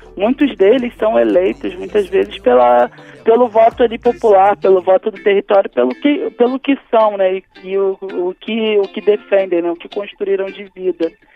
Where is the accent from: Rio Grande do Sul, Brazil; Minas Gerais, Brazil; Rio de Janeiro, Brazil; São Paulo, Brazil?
Rio de Janeiro, Brazil; lá na minha favela, mesmo sendo no centro do Rio, o, o Estado praticamente não existia